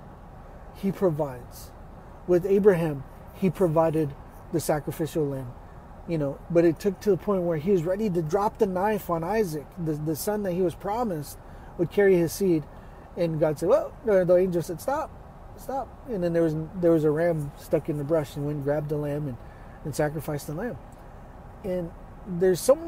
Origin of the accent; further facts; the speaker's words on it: Texas, United States; I'm from Texas